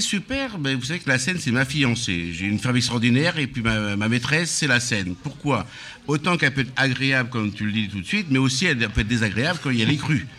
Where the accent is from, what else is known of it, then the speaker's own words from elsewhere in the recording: Laguiole, Occitania, France; now in Villeneuve-Saint-Georges, France; je suis originaire de l'Auvergne et particulièrement de l'Aveyron du, côté de l'Aïole